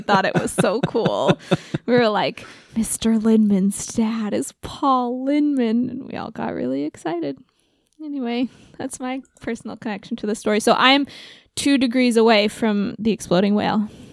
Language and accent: English; Oregon, United States; my home state. Shout out to Oregon.